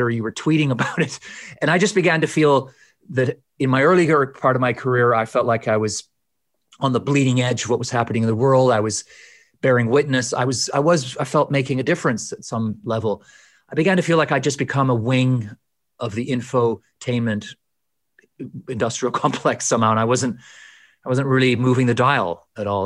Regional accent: Edmonton, Alberta, Canada; moved away as an adult; also born or lived in Edinburgh, United Kingdom; now in London, United Kingdom; leaving a place that was me that marked me that that made me which was was Canada

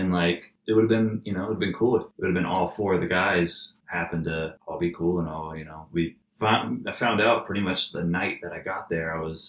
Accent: Atlanta, Georgia, United States; We're from Atlanta.

